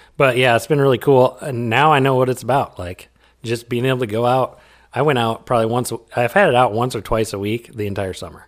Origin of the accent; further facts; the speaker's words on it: Iowa, United States; We're two guys from Iowa